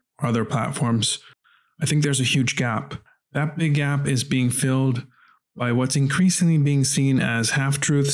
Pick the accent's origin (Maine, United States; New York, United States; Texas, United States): New York, United States; New York City; where I grew up in Brooklyn, New York, my very first job while I was still in junior high school was a paper boy.